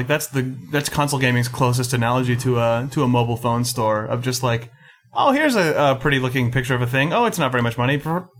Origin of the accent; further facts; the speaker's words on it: Petaluma, California, United States; It's from my hometown of Petaluma.